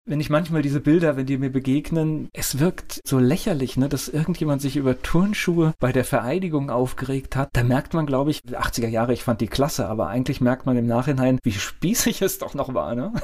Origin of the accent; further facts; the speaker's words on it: Kamen, North Rhine-Westphalia, Germany; ich bin in Kamen geboren